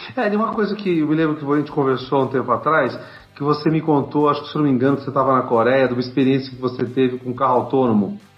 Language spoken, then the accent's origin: Portuguese; Campinas, São Paulo, Brazil; Sou de Campinas